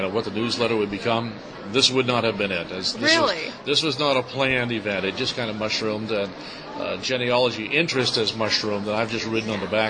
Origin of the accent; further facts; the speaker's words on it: East Coast, United States; I'm from the East Coast.